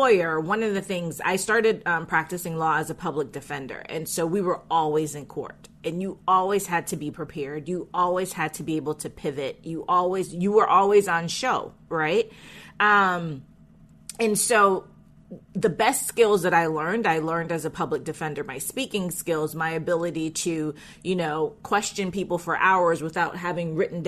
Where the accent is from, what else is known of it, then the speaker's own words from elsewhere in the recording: Jamaica; I was born in Jamaica